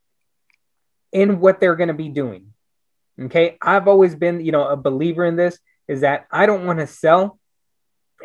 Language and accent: English; Brownsville, Texas, United States; now in Austin, United States; I'm originally from Brownsville, Texas. You know, it's the southernmost tip of Texas. I moved up here to Austin in 1996